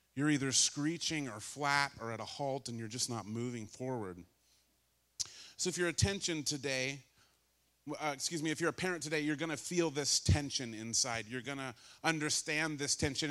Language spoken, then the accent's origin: English; California, United States; I grew up in California